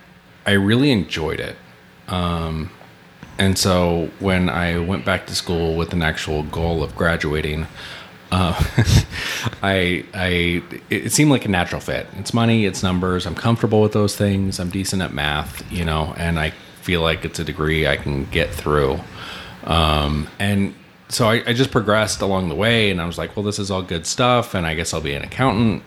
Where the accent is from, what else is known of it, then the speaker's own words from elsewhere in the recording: Tillamook, Oregon, United States; moved away as an adult; also born or lived in Phoenix, Arizona / Portland, Oregon; now in Idaho, United States; I lived my first, I think, 19 years in Tillamook, Oregon.